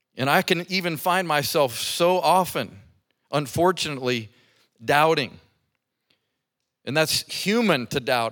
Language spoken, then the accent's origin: English; Colorado Springs, Colorado, United States; now in Birmingham, United States; I grew up in Colorado Springs at the foot of Pikes Peak.